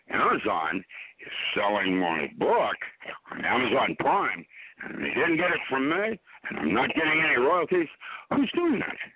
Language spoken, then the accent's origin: English; Seattle, Washington, United States; When they do go, it will be hell to pay because I grew up in Seattle, and how dare them.